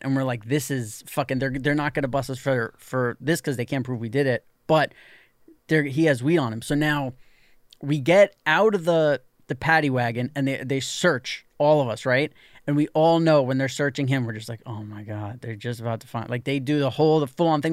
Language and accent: English; New York City, New York, United States; when you're sixteen years old, growing up in New York City